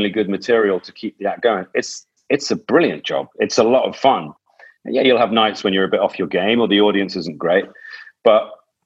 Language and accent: English; Gloucester, South West England, United Kingdom; I was from Gloucester, and Gloucester didn't feel like a particular sort of wellspring of opportunity